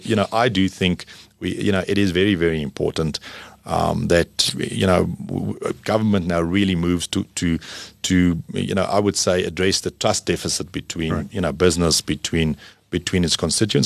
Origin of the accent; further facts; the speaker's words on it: South Africa; as a South African